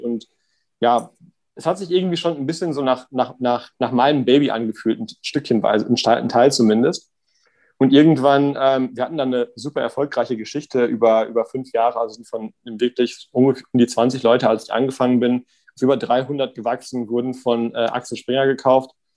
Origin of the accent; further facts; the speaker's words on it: Davensberg, North Rhine-Westphalia, Germany; moved away as an adult; also born or lived in Münster / Mannheim; bin da aufgewachsen in einem Dorf, das heißt Davensberg, 1800 Einwohner